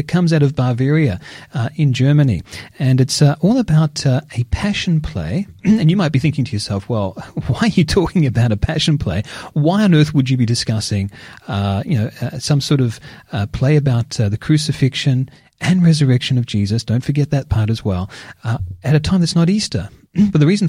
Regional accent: Geelong, Victoria, Australia; my hometown of Geelong

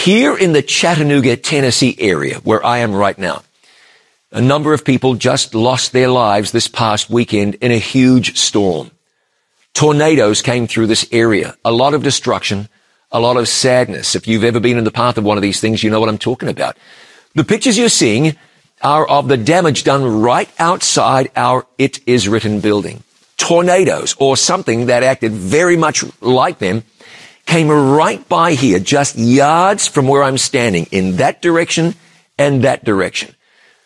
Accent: New Zealand; my home country of New Zealand

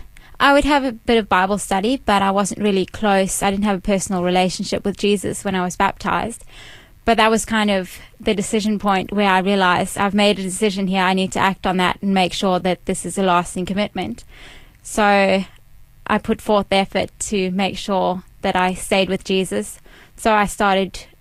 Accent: Cape Town, Western Cape, South Africa; moved away as an adult; also born or lived in Durban, South Africa; now in Melbourne, Australia; I was born in South Africa. I grew up in Cape Town. When I was 12, I moved to Durban.

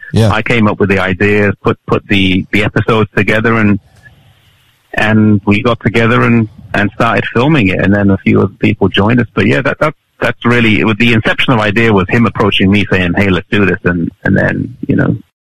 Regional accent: England, United Kingdom; I was born in England, yeah. So I mean, yeah, I feel British

